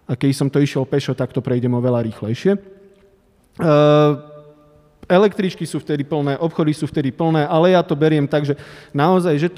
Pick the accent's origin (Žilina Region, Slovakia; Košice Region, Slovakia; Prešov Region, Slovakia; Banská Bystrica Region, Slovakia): Prešov Region, Slovakia; now in Bratislava, Slovakia; Trvalé bydlisko mám v Tatrách, áno.